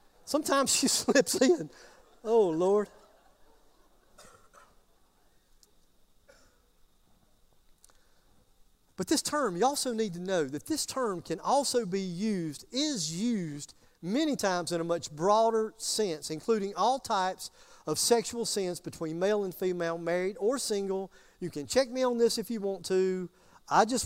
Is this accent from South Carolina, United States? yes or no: yes; Greer, South Carolina, United States; I am from Greer.